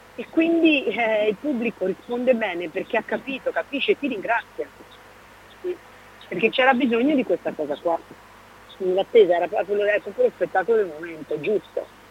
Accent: Veneto, Italy; moved away as an adult; ho un'origine veneta e ce l'ho nel sangue, il modo di parlare, il modo di stare è la mia terra

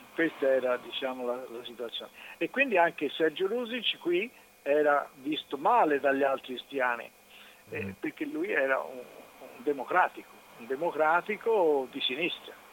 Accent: Florence, Tuscany, Italy; pur essendo fiorentini

